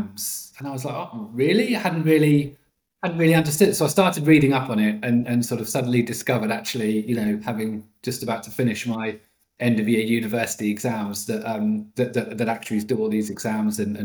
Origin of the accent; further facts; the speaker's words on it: Norwich, East of England, United Kingdom; moved away as an adult; also born or lived in London; I grew up in Norwich, in Norfolk